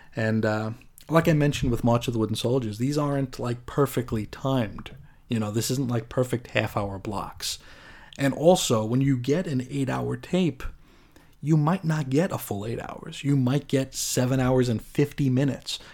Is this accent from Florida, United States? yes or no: no; New York, United States; I grew up in New York